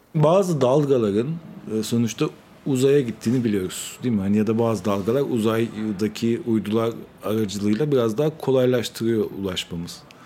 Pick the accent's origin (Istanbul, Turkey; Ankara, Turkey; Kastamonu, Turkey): Istanbul, Turkey; also born or lived in Germany; Kadıköy doğumluyum. Yani hep Kadıköy'de yaşadım.